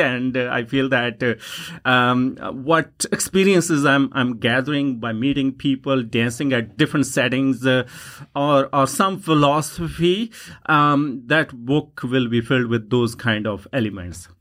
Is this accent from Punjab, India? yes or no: yes; Punjab, India; first language Punjabi; English is a second language; moved away as an adult; now in Yukon, Canada; punjabi language which is my first language